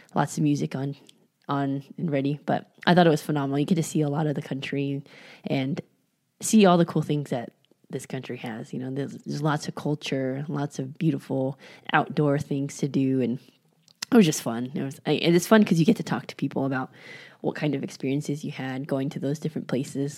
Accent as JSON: {"language": "English", "area": "San Francisco Bay Area", "region": "California", "country": "United States", "tie": "born or raised there", "also_born_or_lived": "Georgia / Mexico", "moved": "as an adult", "lives_now": "Las Vegas, United States", "said": "I grew up in San Francisco Bay Area"}